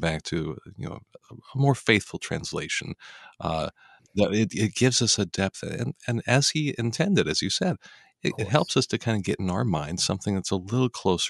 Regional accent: Denver, Colorado, United States; I'm from Denver, Colorado.

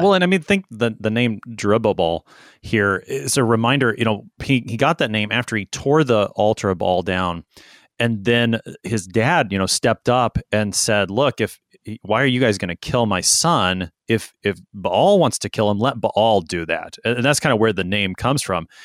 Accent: Texas, United States; I'm a Texan

